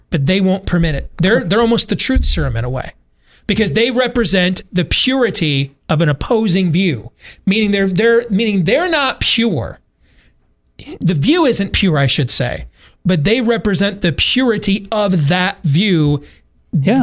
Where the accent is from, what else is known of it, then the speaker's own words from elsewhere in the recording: Iowa, United States; my home state